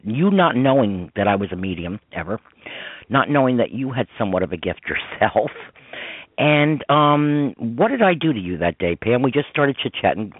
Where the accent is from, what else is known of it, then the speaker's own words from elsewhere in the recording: Croton-on-Hudson, New York, United States; I grew up in Croton on Hudson, New York